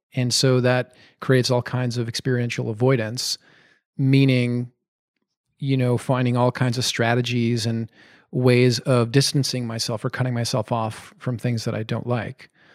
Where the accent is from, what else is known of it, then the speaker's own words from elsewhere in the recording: Montreal, Quebec, Canada; also born or lived in Madison, Wisconsin; came back to my hometown, which is Montreal